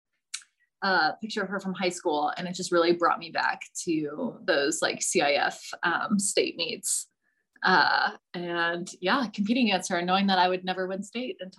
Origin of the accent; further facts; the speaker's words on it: San Diego, California, United States; moved away as an adult; also born or lived in Eugene, Oregon; now in Boulder, United States; I am from San Diego originally